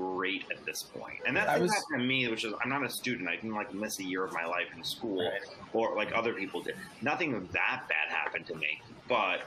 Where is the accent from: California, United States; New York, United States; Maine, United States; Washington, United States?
New York, United States; New York City; I'm from Queens my entire life